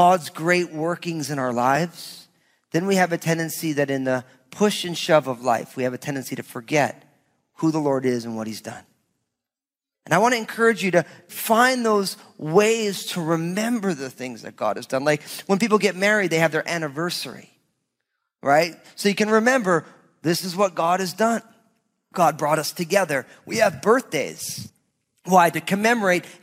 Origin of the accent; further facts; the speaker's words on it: New Jersey, United States; also born or lived in Southwest Washington; now in Washington, United States; growing up in New Jersey